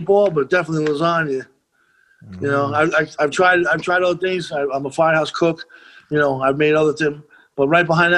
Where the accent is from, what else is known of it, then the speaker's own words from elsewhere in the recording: Monroe, New York, United States; also born or lived in Rockaway, Queens, New York; almost 4 years old, we moved up to Monroe. Monroe Woodbury High School was where I went to high school